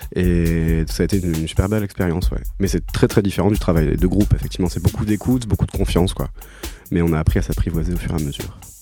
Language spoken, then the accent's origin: French; Toulouse, Occitania, France; also born or lived in Paris; je viens de, Toulouse à la base. Enfin, je suis né à Paris, mais j'ai toujours vécu à Toulouse